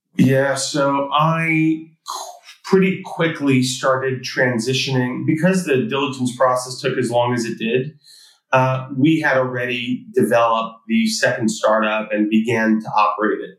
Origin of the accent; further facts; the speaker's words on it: New York City, New York, United States; I grew up in Queens, New York, to uh, immigrant parents